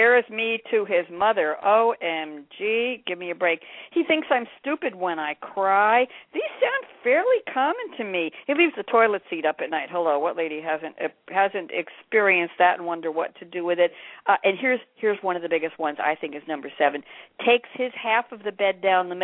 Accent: New York, United States; accent: Pennsylvania twang; I am from New York, born and bred

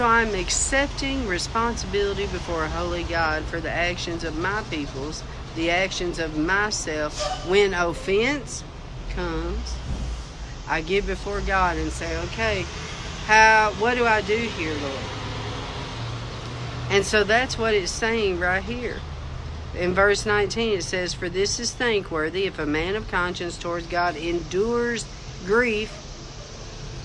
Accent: United States; I am still an American citizen.

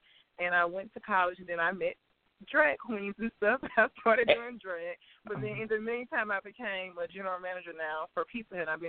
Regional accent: Crystal Springs, Mississippi, United States; also born or lived in Jackson, Mississippi; I was born and raised. I was born in Jackson, Mississippi, but I was raised in a little small town 20 minutes south of Jackson called Crystal Springs, Mississippi.

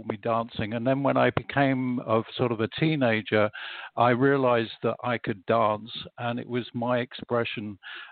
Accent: London, United Kingdom; moved away as an adult; also born or lived in Bath, Somerset; now in Greece; I was originally from London. I lived there till I was 33

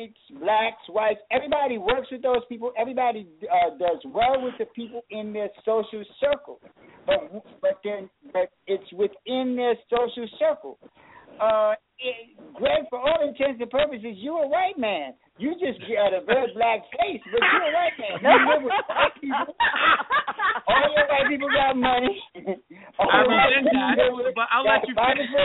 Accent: New York City, New York, United States; I'm born and raised in Harlem

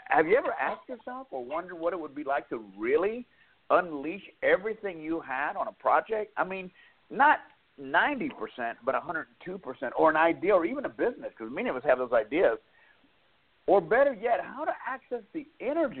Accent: Dallas, Texas, United States; born or raised there; moved away as an adult; also born or lived in West Coast

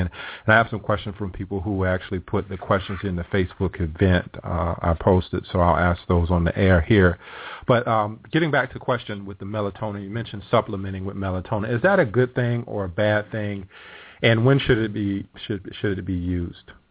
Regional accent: South Carolina, United States; I grew up in South Carolina

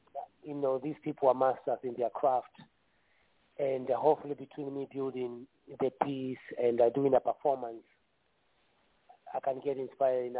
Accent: Rift Valley, Kenya; also born or lived in Thika, Kenya; now in United States; I'm from central Kenya, not too far from Nairobi, a small little town called Thika, although I grew up in the Rift Valley.

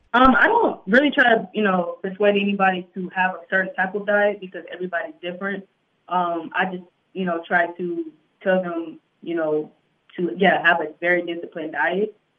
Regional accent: Houston, Texas, United States; moved away as an adult; also born or lived in Greenville, South Carolina; now in Atlanta, United States; I'm originally from Greenville, South Carolina. I grew, I pretty much grew up in Houston.

